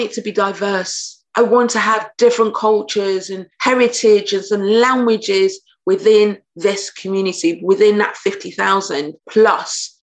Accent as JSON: {"language": "English", "country": "United Kingdom", "said": "I'm British, so I'm very anglicized"}